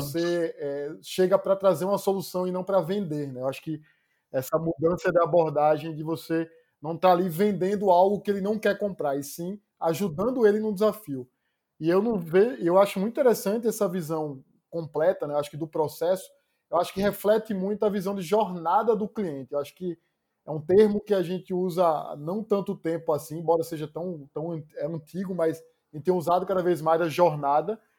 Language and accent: Portuguese; Pernambuco, Brazil; moved away as an adult; also born or lived in Recife; now in São Paulo, Brazil; Eu sou pernambucano